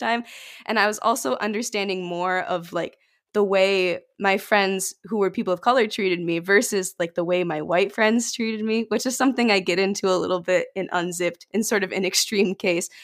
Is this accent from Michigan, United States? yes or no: yes; about an hour from Detroit, rural Michigan, United States; I'm about an hour out from Detroit